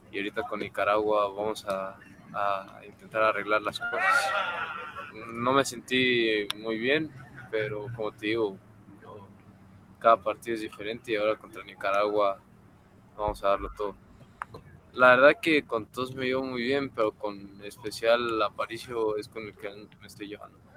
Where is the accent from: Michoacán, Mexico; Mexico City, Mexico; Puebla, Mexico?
Mexico City, Mexico; now in Guatemala; No, pues, yo nací en el DF y, crecí allá en el DF y, y, pues toda mi carrera la he hecho en el Club América desde fuerzas básicas.